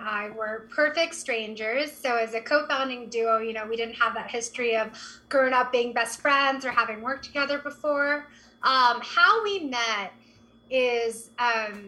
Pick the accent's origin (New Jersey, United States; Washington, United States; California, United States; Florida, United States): California, United States; Berkeley; I grew up in the Bay Area in Berkeley, California